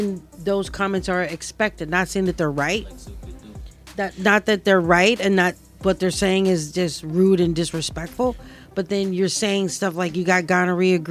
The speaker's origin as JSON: {"language": "English", "town": "St. Louis", "region": "Missouri", "country": "United States", "said": "being from St. Louis"}